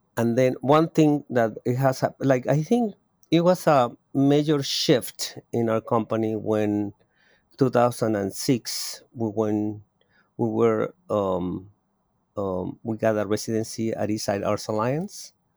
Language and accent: English; Mexico City, Mexico; moved away as an adult; now in Oakland, United States; I was born in Mexico City. I am a native of Mexico City, and I immigrate thirty-three years ago to the Bay Area